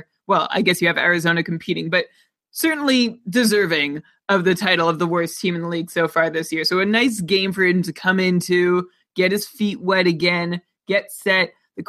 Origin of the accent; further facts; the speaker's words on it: Canada; Well, and I'm a Canadian.